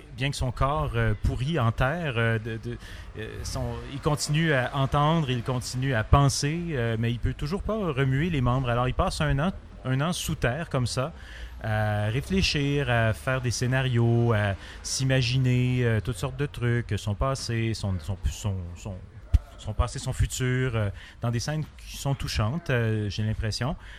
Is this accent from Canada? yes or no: yes; Montreal, Quebec, Canada; je viens de Montréal